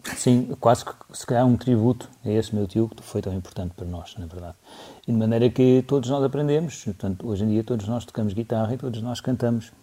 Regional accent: Lisbon, Portugal; also born or lived in Aroeira; eu cresci em Lisboa, mesmo ao pé ali da, da zona do Largo do Rato, Príncipe Real

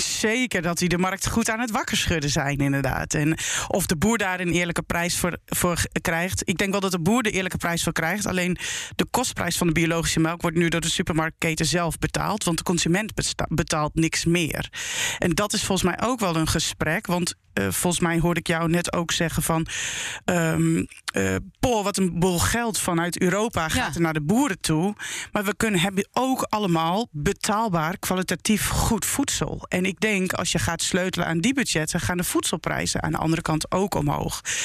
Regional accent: Emmen, Drenthe, Netherlands; ik ben opgegroeid in Emmen, in de grote stad.

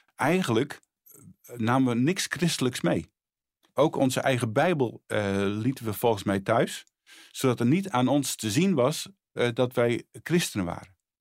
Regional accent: Friesland, Netherlands; moved away as an adult; also born or lived in Bolsward / Sneek; now in Harderwijk, Netherlands; Ik ben eh, geboren in Friesland, woon nu eh, al eh, sinds 1978 in, in Harderwijk.

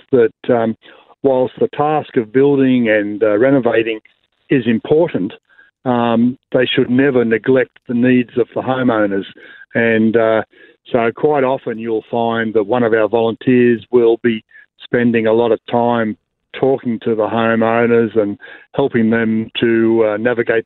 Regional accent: Blue Mountains, New South Wales, Australia; I'm from the Blue Mountains

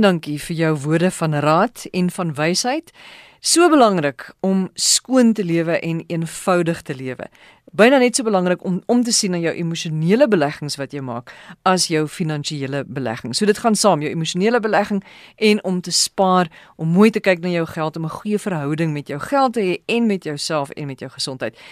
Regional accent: South Africa; ons Suid-Afrika Afrikaners

